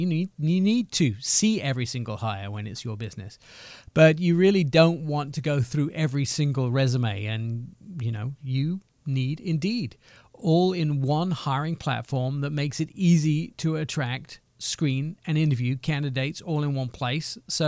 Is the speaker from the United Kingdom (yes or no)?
yes; England, United Kingdom; I'd have looked like the white pasty boy that I am from England.